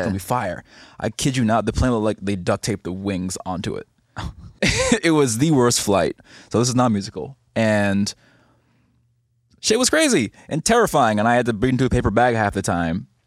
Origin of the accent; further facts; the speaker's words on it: Barbados; moved away as an adult; also born or lived in New York; now in Los Angeles, United States; I'm from Barbados